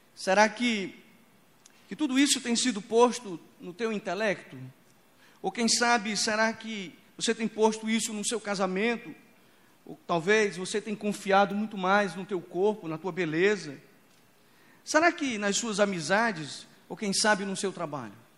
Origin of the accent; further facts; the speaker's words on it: Imperatriz, Maranhão, Brazil; Quando eu era criança, lá em Imperatriz do Maranhão, Imperatriz é conhecida como uma cidade é o portal da Amazônia, lá onde a Amazônia começa, lá em Imperatriz. Então é uma vida selvagem ali já. Então eu cresci